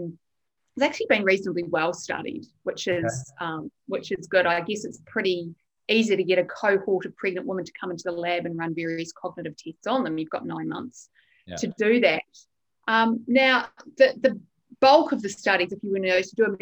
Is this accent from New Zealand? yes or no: yes; New Zealand; also born or lived in United Kingdom; now in Australia; I'm a Kiwi. I grew up in New Zealand.